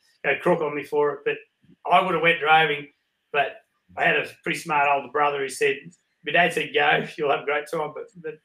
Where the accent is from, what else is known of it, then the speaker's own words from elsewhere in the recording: Wagga Wagga, New South Wales, Australia; I'm from Wagga. That's where I was born and bred, Wagga Wagga, here in southern New South Wales.